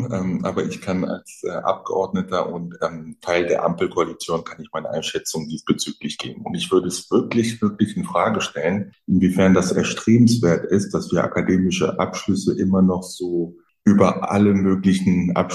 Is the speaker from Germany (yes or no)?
yes; Frankfurt, Hesse, Germany; In Frankfurt, da wo ich herkomme